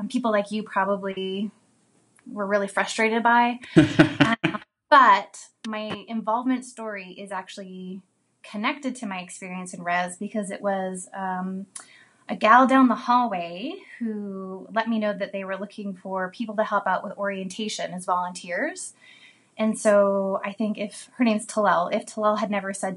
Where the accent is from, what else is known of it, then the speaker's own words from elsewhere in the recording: Vancouver, British Columbia, Canada; I was born in Vancouver, British Columbia, Canada.